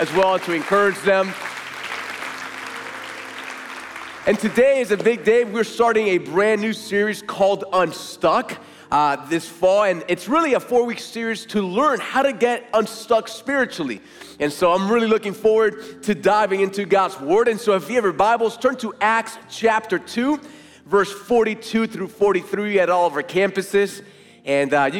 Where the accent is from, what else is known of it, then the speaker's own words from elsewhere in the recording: Puerto Rico; moved away; one of my earliest memories growing up, I've told you before, growing up in Puerto Rico, was going to the marina with my grandfather